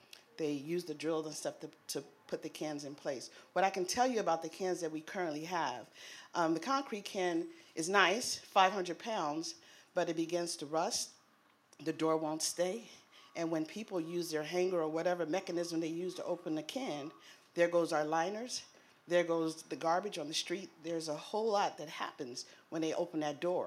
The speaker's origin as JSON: {"language": "English", "town": "San Francisco", "region": "California", "country": "United States", "tie": "born or raised there", "said": "we're from San Francisco. I'm born and raised"}